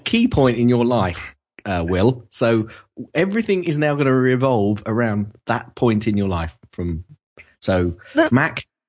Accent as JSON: {"language": "English", "country": "United Kingdom", "said": "We're British"}